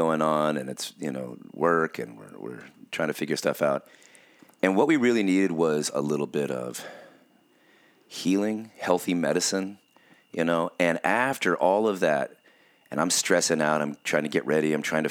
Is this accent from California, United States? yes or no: yes; California, United States; growing up in Southern California during the high school years, with our trying to get our band to get noticed or something, in the 90s